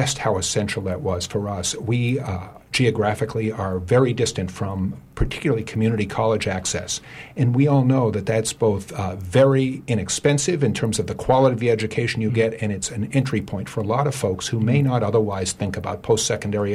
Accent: Thomaston, Maine, United States; I come from Thomaston.

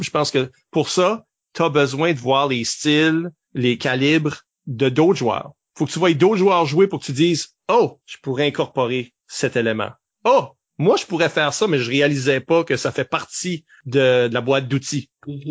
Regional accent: Shippagan, New Brunswick, Canada; on n'a pas les accents de Bouctouche là, on vient de Chupagan.

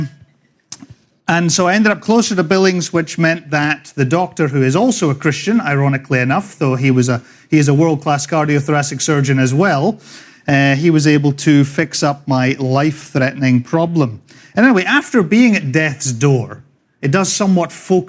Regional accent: Scotland, United Kingdom; accent: Scottish; moved away as an adult; also born or lived in Dundee, Scotland / England / California; now in Northport, United States; I was born in the green and pleasant land of Scotland a long, long time ago. After growing up all over Scotland

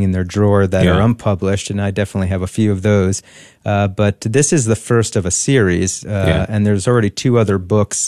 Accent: New Jersey, United States; I grew up in New Jersey, Catholic family

